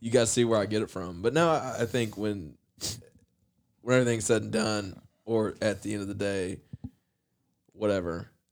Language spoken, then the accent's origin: English; Appalachia, United States; as a white kid growing up in Appalachia